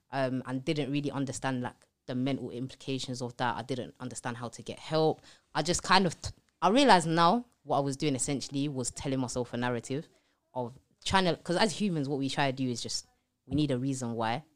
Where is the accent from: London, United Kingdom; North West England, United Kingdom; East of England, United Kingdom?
London, United Kingdom; I grew up in East London, um, on a council estate, loads of siblings